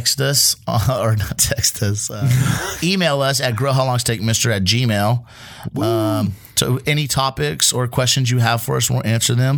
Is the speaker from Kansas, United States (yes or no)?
no; Seattle, Washington, United States; I'm from Seattle.